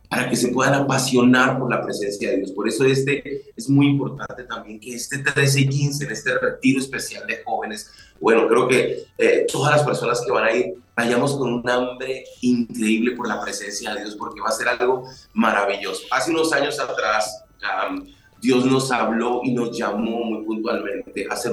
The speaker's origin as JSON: {"language": "Spanish", "country": "Colombia", "moved": "as an adult", "lives_now": "Veracruz, Mexico", "said": "Somos colombianos los dos, ahora somos, ahora vivimos en México."}